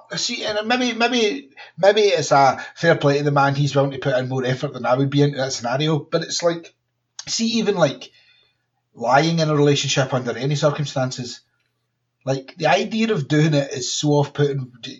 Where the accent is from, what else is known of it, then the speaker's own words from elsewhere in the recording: Utah, United States; It's like, my Glaswegian husband moved in with me, and I grew up in Utah.